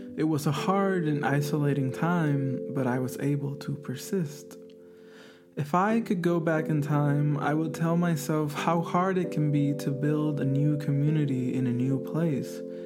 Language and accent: English; Puerto Rico; moved away as an adult; now in California, United States; I am from Puerto Rico, a set of islands in the Caribbean that are officially understood as a U.S. territory